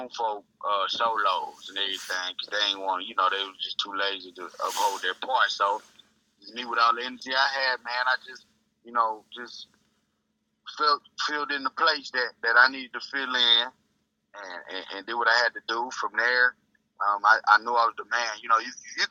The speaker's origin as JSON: {"language": "English", "town": "Houston", "region": "Texas", "country": "United States", "tie": "born or raised there", "also_born_or_lived": "Philadelphia, Pennsylvania", "said": "Raised in Houston by way of Philadelphia. I was born in Philadelphia"}